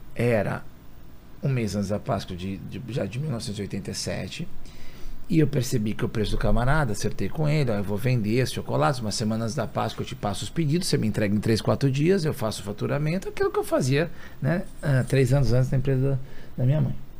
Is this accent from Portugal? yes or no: no; São Paulo, Brazil; eu nasci na Casa Verde, na Zona Norte de São Paulo